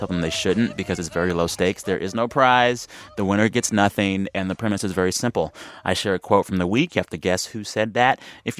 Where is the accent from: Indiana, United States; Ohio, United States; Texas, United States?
Texas, United States; As a Texan